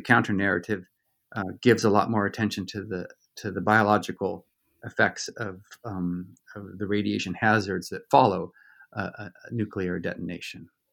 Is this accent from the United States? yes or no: yes; Southern California, United States; also born or lived in Virginia; I grew up in Southern California